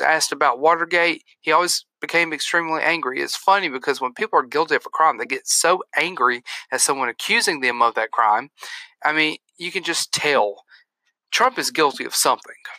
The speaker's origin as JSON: {"language": "English", "country": "United States", "said": "as an American"}